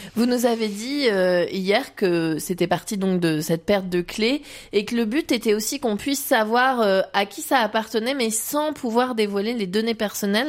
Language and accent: French; Vendée, Pays de la Loire, France; chez nous en Vendée